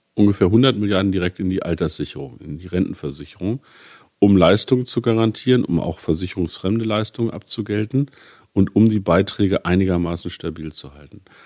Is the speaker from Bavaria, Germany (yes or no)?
no; Gifhorn-Peine, Lower Saxony, Germany; meinen Wahlkreis Gifhorn-Peine. Das ist meine Heimat.